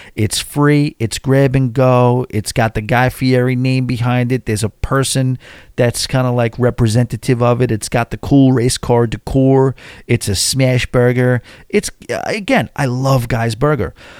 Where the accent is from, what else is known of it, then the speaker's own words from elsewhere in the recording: New York City, New York, United States; I'm from New York City